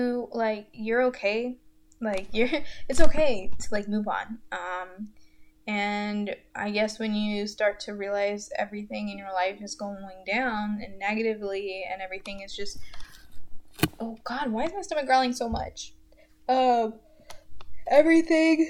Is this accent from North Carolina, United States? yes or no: yes; Goldsboro, North Carolina, United States; moved away as an adult; now in Greensboro, United States; in Goldsboro, my hometown, which I fucking hate